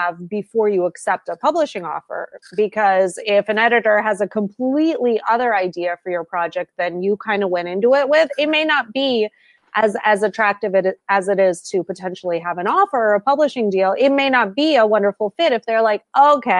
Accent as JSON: {"language": "English", "region": "California", "country": "United States", "also_born_or_lived": "New York City", "moved": "as an adult", "lives_now": "Minnesota, United States", "said": "I'm from California"}